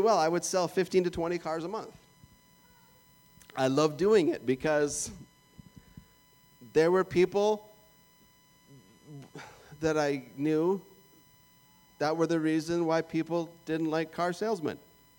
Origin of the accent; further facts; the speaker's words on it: Canada; moved away as an adult; That's where I was born